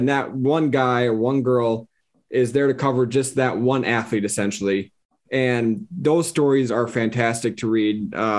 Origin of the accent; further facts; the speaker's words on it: South Dakota, United States; I'm originally from South Dakota, where wrestling is an okay sport.